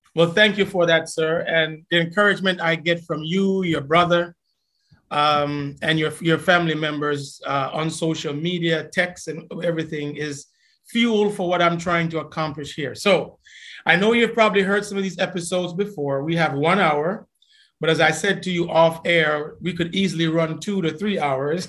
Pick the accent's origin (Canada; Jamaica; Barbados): Jamaica; we grew up in Jamaica